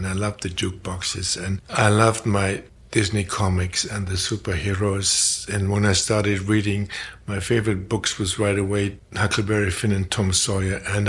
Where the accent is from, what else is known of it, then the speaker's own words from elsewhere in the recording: Germany; moved away as an adult; also born or lived in Paris; I was born in Germany right after the Second World War in August 45, in a fateful week for the Japanese people. Grew up in post-war Germany